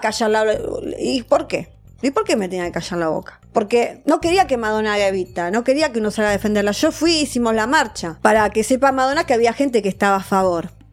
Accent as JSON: {"language": "Spanish", "region": "Buenos Aires", "country": "Argentina", "tie": "born or raised there", "said": "yo nací en el Salaberry, en el hospital, capital"}